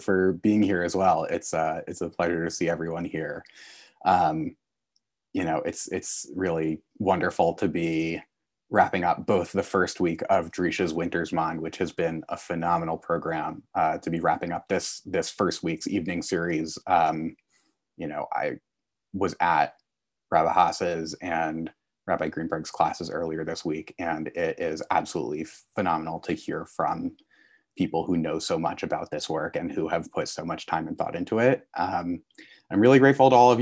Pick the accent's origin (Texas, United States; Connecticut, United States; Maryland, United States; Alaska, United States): Connecticut, United States; I grew up in Connecticut